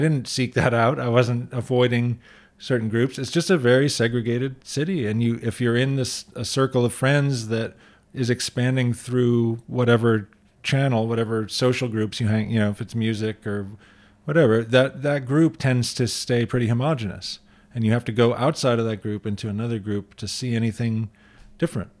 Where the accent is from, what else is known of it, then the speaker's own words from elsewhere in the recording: Michigan, United States; now in San Francisco, United States; I grew up in Michigan where diversity was more apparent